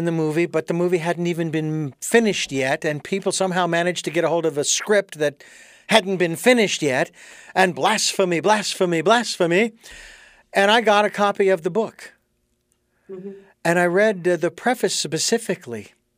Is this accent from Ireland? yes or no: yes; Ireland; being Irish, both of us, and having been to Kildare and Bridget's Well and many other locations.